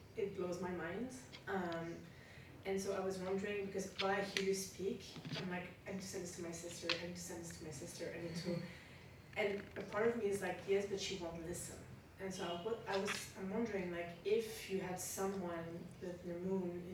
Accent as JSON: {"language": "English", "country": "Belgium", "moved": "yes", "said": "I'm from Belgium"}